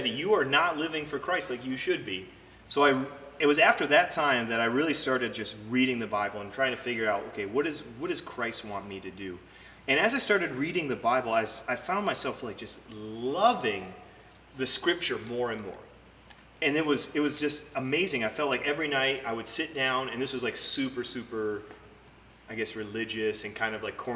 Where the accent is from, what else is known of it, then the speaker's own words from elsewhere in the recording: Metamora, Michigan, United States; I grew up in Metamora, Michigan